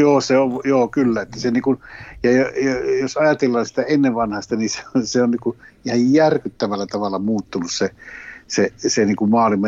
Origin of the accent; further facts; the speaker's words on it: Finland; Sitten kysyi, mistä päin oot? Sitten mä sanoin, Suomesta